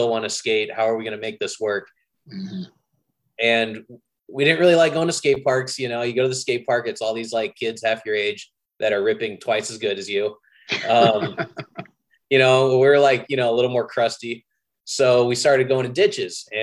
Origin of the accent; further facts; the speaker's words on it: San Jose, California, United States; also born or lived in Santa Cruz; now in Los Angeles, United States; I grew up in San Jose, went to college in Santa Cruz